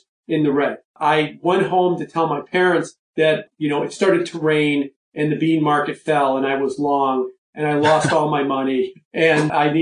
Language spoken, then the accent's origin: English; Chicago, Illinois, United States; also born or lived in New York; I grew up in Chicago. And I've been in Chicago, you know, other than for a couple of years when I lived in New York.